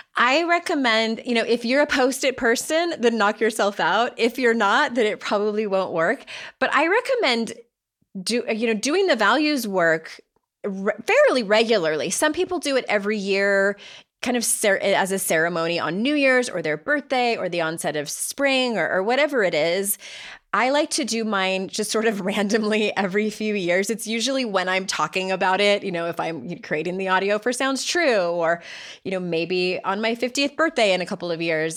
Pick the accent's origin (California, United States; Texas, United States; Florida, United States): California, United States; San Diego; accent: Southern California; now in North Carolina, United States; I grew up in San Diego